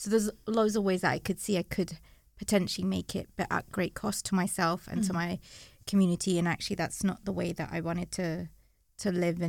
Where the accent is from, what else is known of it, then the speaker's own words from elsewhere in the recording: London, United Kingdom; So I grew up in East London and you know grew up on an estate